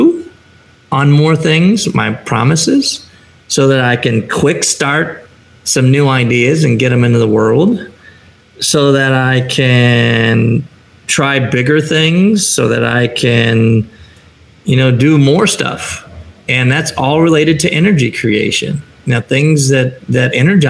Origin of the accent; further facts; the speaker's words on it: Chicago, Illinois, United States; moved away as an adult; now in San Diego, United States; I live in a community that's 75 to 82 degrees year round. I'm from Chicago, still wearing my Bears hat